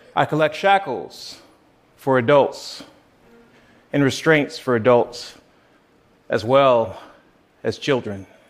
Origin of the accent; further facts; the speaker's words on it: South Carolina, United States; Growing up in South Carolina